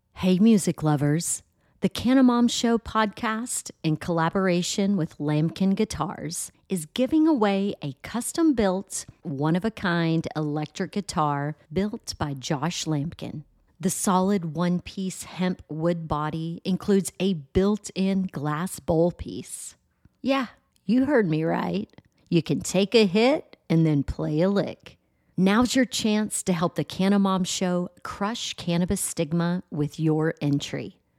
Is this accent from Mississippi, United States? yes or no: no; Texas, United States; my home state of Texas